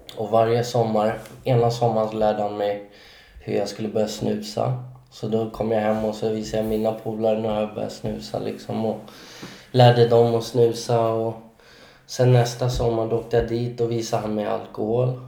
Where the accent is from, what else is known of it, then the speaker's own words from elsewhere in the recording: Solna, Stockholm County, Sweden; jag är född och uppvuxen i Solna